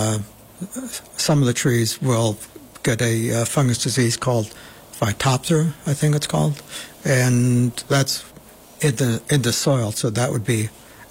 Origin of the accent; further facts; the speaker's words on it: Bovina, New York, United States; I still live in Bovina. I was born in Bovina.